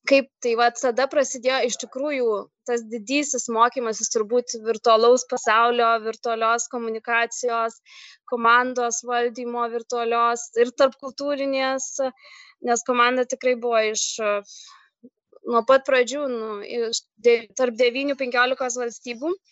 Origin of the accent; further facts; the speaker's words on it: Lithuania; moved away as an adult; now in Sweden; aš iš Lietuvos